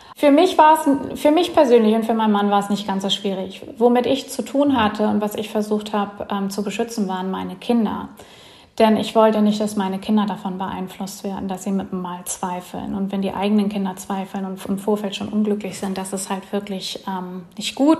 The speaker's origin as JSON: {"language": "German", "region": "Bremen", "country": "Germany", "moved": "as an adult", "lives_now": "Mellieħa, Malta", "said": "ursprünglich komme ich aus Bremen, beziehungsweise habe da länger gewohnt"}